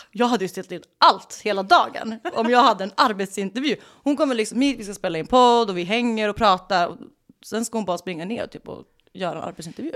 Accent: Sweden; accent: Swedish; moved away as an adult; now in Los Angeles, United States

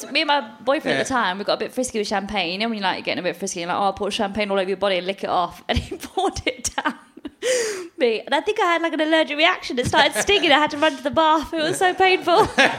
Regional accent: England, United Kingdom; accent: English; I was born and raised in Britain. I'm British. I've got an English accent. I'm British.

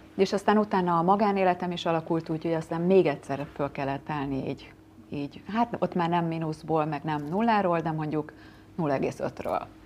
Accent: Tata, Komárom-Esztergom, Hungary; Én tatai vagyok

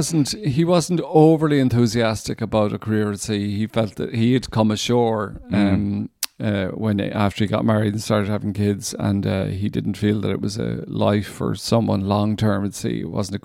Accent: Ireland; he was a Protestant from Northern Ireland, and I was a Catholic from Republic of Ireland.

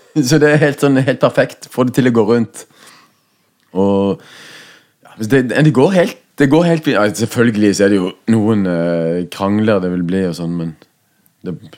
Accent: Southwestern Norway, Norway; vi vokste opp på Sør-Vestland i Norge, det, det verste bibelbeltet.

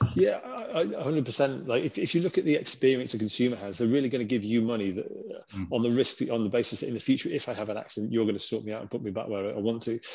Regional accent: Lake District, North West England, United Kingdom; now in Innsbruck, Austria; I grew up in the Lake District

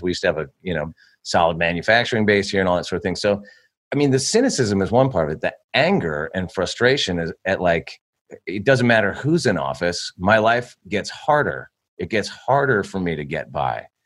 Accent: California, United States; I grew up in California.

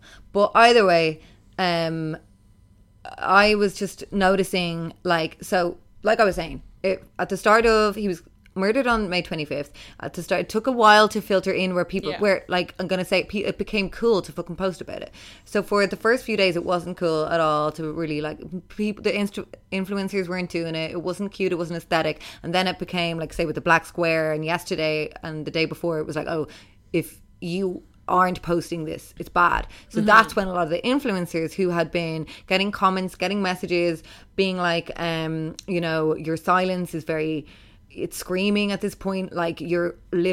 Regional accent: Ireland; growing up in Ireland

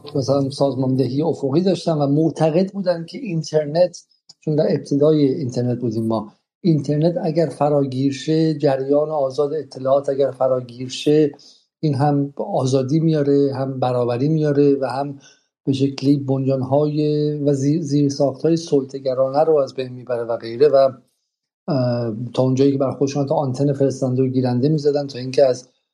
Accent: Iran; ما تو ایران باش بزرگ شدیم

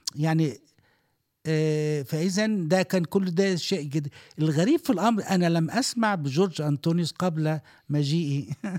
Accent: Egypt; now in Dubai, United Arab Emirates; عندنا في مصر

